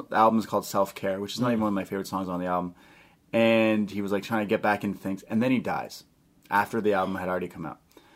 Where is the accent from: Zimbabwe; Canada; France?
Canada; Toronto, Ontario; We're from Toronto